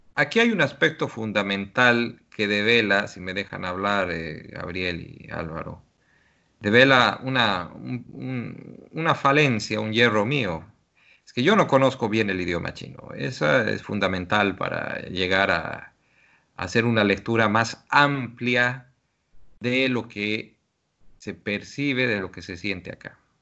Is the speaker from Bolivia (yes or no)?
yes; Bolivia; now in China